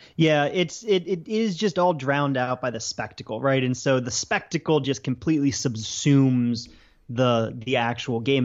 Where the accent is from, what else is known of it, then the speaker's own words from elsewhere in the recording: Baltimore, Maryland, United States; I'm from the Baltimore area, um, as you know, but listeners might not. So I grew up up there